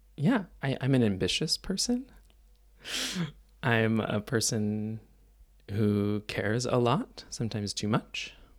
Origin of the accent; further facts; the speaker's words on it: Mississauga, Ontario, Canada; moved away; I grew up in Toronto, just outside of Toronto, actually, in a place called Mississauga